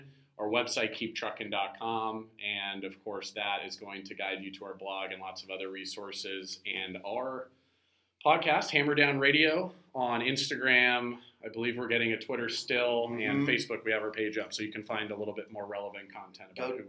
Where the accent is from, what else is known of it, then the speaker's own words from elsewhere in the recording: Seattle, Washington, United States; now in San Francisco, United States; Growing up in Seattle, diehard Mariners fan.